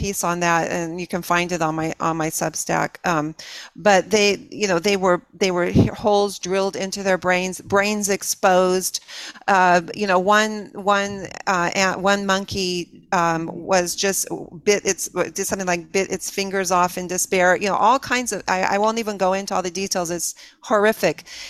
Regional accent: California, United States; I grew up in California

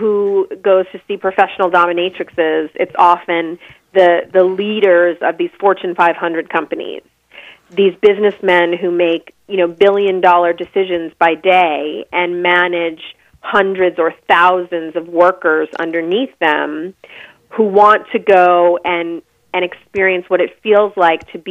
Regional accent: Long Island, outside of New York City, United States; I grew up in the suburbs on Long Island, outside of New York City

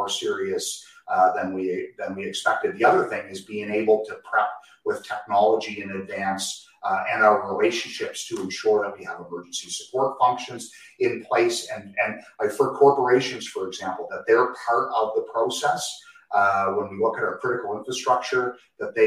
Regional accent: Canada; we hail from Canada

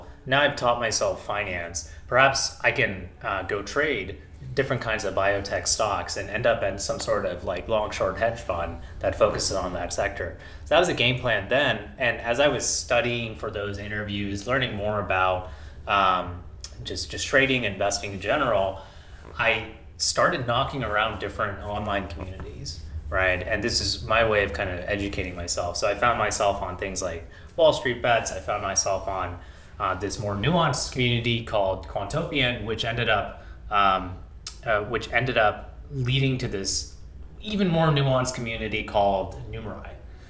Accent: India; now in United States; So I'm an immigrant from India. I moved to the US with my family in 1999.

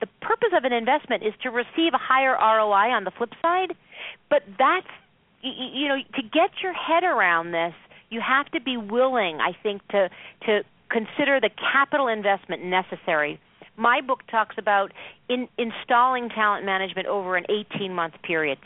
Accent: Boston, Massachusetts, United States; now in Cleveland, United States; I'm originally from Boston

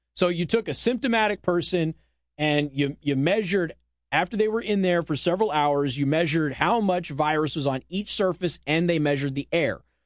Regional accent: Las Vegas, Nevada, United States; it's my hometown.

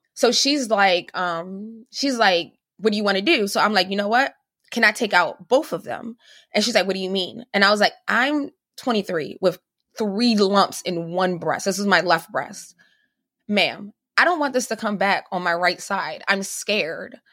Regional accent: Cuba; moved away; I'm originally from Cuba

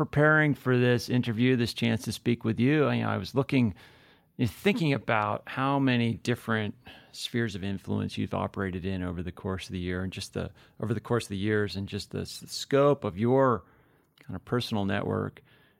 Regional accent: New Hampshire, United States; I grew up in New Hampshire, so not far from, you know, where you're stationed now

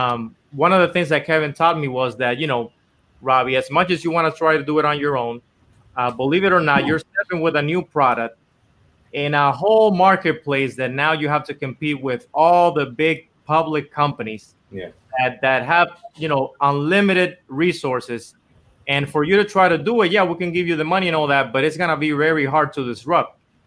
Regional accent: Dominican Republic; English is a second language; moved away as an adult; now in Los Angeles, United States; because I was born and raised in Dominican Republic my whole life. And I actually came here to LA to try to do music

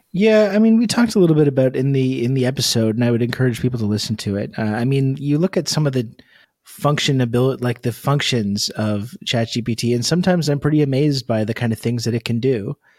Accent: Canada; being Canadian

